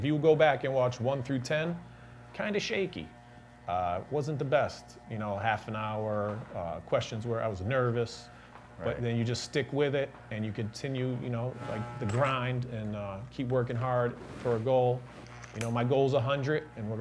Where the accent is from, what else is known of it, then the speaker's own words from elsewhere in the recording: Waterbury, Connecticut, United States; the wonderful city of Waterbury, my hometown, born and raised.